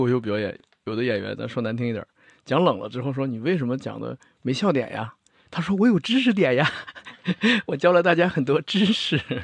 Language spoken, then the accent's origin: Chinese; China; 我们中国人